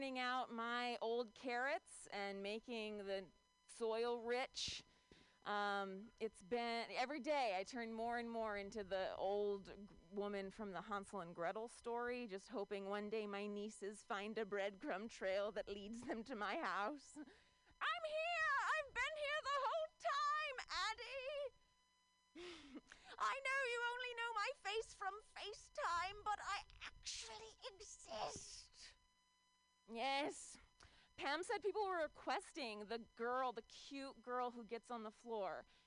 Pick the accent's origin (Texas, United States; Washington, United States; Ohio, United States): Ohio, United States; now in San Francisco Bay Area, United States; I'm from Ohio